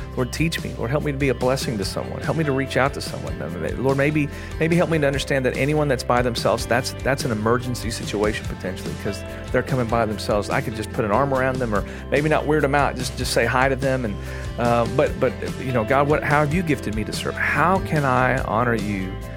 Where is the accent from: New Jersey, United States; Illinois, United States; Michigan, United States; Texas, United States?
Texas, United States; I'm an American, I'm a Texan